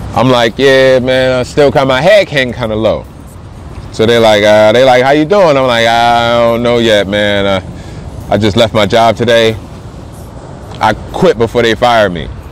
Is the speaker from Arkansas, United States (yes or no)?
no; New Jersey, United States; moved away as an adult; also born or lived in Colorado Springs, Colorado; now in Denver, United States; I'm from Jersey. I'm calling back home.